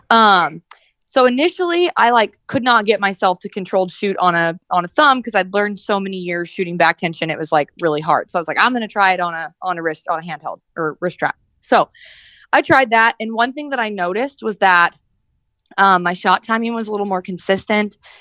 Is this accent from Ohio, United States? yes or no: no; Red Bluff, California, United States; I'm from Red Bluff, California. So like right by Redding